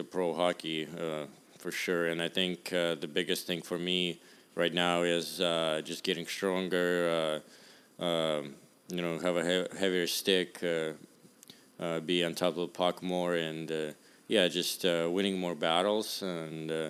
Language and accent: English; Russia; also born or lived in Arizona; now in San Jose, United States; I'm from Russia